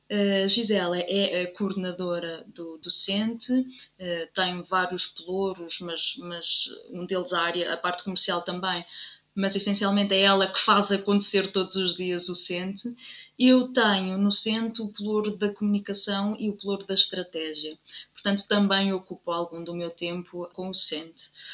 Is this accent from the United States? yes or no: no; Covilhã, Centro, Portugal; moved away as an adult; also born or lived in Leiria; now in Lisbon, Portugal; eu sou da Covilhã e, portanto, tenho que dizer que sou da Covilhã